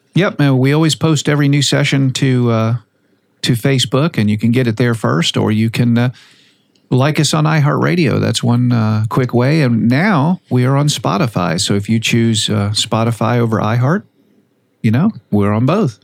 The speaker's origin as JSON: {"language": "English", "town": "Boca Raton", "region": "Florida", "country": "United States", "tie": "born or raised there", "also_born_or_lived": "Fort Lauderdale", "said": "I'm from Boca Raton. I was born in Fort Lauderdale, so that's my old stomping ground"}